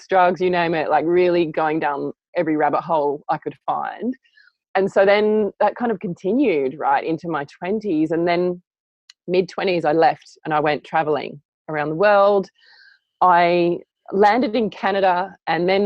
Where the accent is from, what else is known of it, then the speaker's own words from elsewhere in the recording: Adelaide, South Australia, Australia; I grew up in Adelaide in Australia in a very normal house with very normal parents